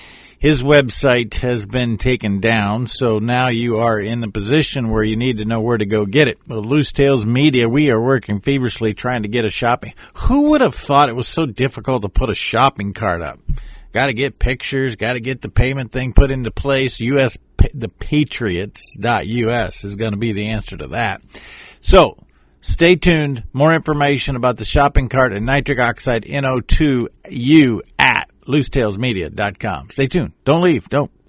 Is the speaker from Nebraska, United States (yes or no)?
yes; Nebraska, United States; my home state of Nebraska.